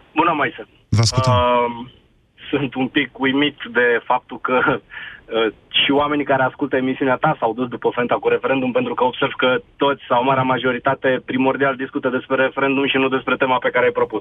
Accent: Brașov, Brașov County, Romania; sunt din Brașov

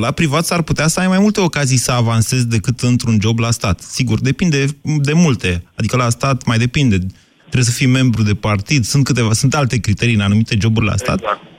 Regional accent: Iași, Iași County, Romania; Din Iași. Din Iași, ok. Iașian.

